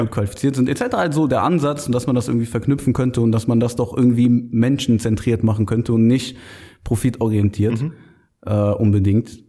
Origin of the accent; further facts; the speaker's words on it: Düren, North Rhine-Westphalia, Germany; also born or lived in Aachen; gebürtiger Aachener, äh, aber in Düren aufgewachsen, im nahen und sehr, sehr schönen Düren